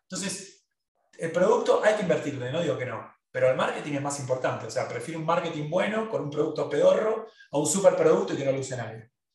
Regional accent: Argentina; Todos los que somos argentinos

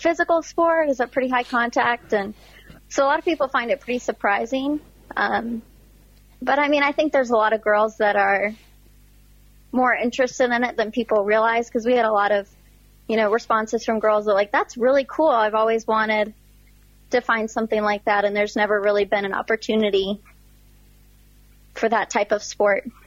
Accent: United States; being an American

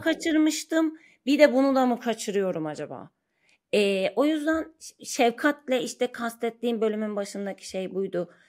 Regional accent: Ankara, Turkey; moved away as an adult; now in Istanbul, Turkey; ben Ankara doğumluyum. 30 yaşıma kadar Ankara'da yaşadım. Sonra İstanbul'a taşındım.

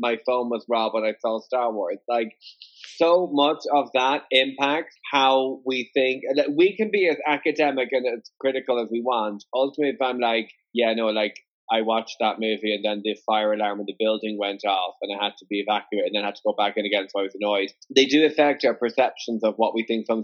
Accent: Ireland; Irish, I'm Irish

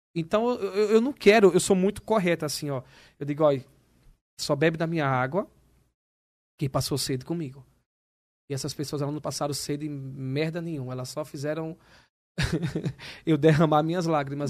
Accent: Maceió, Alagoas, Brazil; now in São Paulo, Brazil; eu venho do Nordeste, de Maceió

